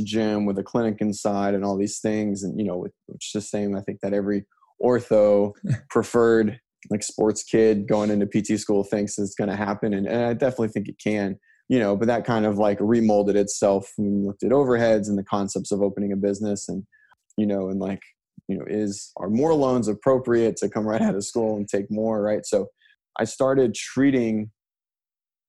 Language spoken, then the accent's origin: English; Orlando, Florida, United States; also born or lived in Miami, Florida; now in Pensacola, United States; I was born in Orlando, but I live in Pensacola now